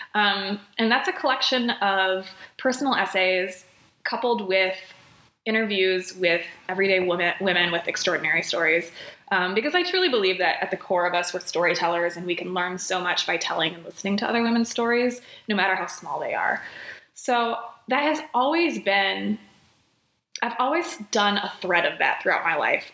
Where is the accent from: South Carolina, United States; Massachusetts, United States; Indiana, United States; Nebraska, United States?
Indiana, United States; South Bend; moved away as an adult; also born or lived in Chicago, Illinois; now in Twin Cities, Minnesota, United States; I'm originally from South Bend, Indiana, home of Notre Dame